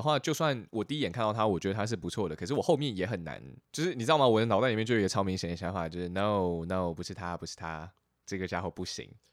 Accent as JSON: {"language": "Chinese", "town": "Chiayi", "country": "Taiwan", "tie": "born or raised there", "said": "我出生在嘉义"}